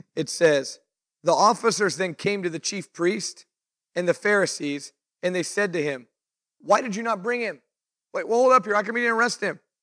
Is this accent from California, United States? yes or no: yes; Fresno, California, United States; also born or lived in Clovis, California; now in Visalia, United States; I grew up in, I was born in Fresno. Um, we lived in Clovis for a later part of my childhood. Moved to Visalia in like two thousand and one